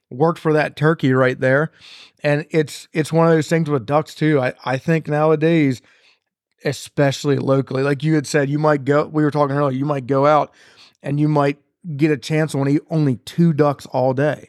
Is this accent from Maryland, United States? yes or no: yes; North Carroll County, Maryland, United States; now in Gettysburg, United States; I'm from Carroll County, Maryland, but I, North Carroll County